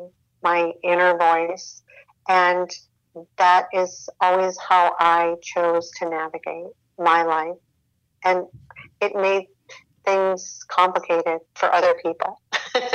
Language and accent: English; Midwest, United States; I grew up in the Midwest